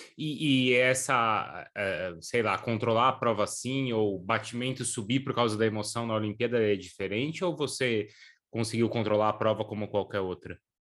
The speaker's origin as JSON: {"language": "Portuguese", "region": "São Paulo", "country": "Brazil", "said": "eu sou paulista"}